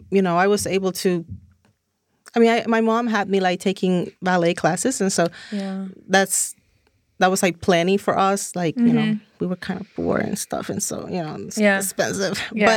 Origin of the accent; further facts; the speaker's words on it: Dominican Republic; English is a second language; moved away as an adult; now in Los Angeles, United States; I'm originally born and raised in Dominican Republic.